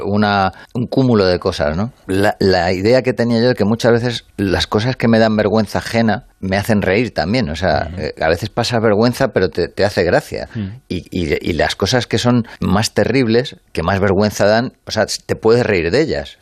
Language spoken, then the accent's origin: Spanish; Madrid, Community of Madrid, Spain; si yo soy madrileño